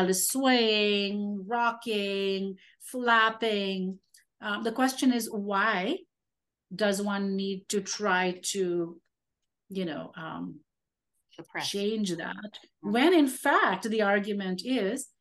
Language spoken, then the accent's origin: English; India; I am Indian, Indian with a capital